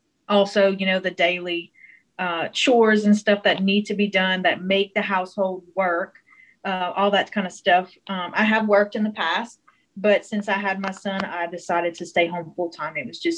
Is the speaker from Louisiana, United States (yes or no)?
yes; Hessmer, Louisiana, United States; accent: South Louisiana, Cajun; I am in Hesmer, Louisiana, in Avoyelles Parish, which is right smack dab in the middle of Louisiana. It's where I was born and raised, and I still live here with my family.